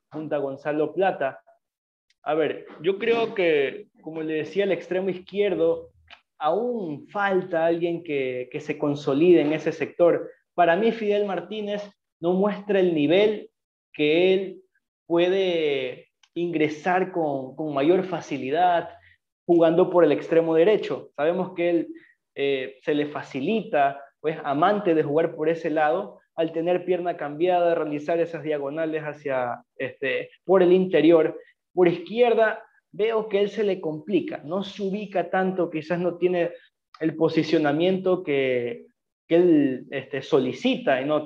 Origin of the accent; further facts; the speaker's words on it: Ecuador; Nosotros como ecuatorianos